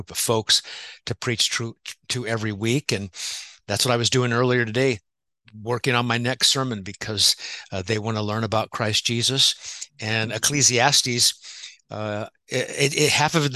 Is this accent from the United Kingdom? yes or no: no; Omaha, Nebraska, United States; now in California, United States; I'm originally from Omaha, Nebraska.